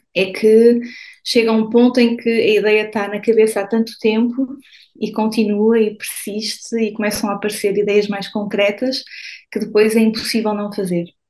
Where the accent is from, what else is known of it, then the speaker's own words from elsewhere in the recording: São Martinho de Anta, Norte, Portugal; moved away as an adult; also born or lived in Vila Real / Porto / Lisbon; now in Paris, France; eu vivi em Portugal a minha vida toda, eu estudei em Portugal, eu, eu, eu venho de São Martinho de Anta, uh, e, uh, mas fui sempre vivendo em cidades um bocadinho maiores